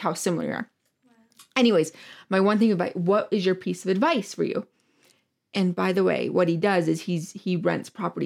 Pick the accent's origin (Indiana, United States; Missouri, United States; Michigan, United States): Michigan, United States; moved away; I'm from Michigan originally